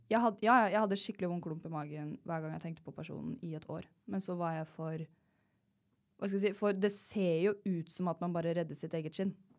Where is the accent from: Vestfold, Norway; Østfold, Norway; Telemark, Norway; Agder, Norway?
Telemark, Norway; Jeg er fra Telemark, jeg fra bygda.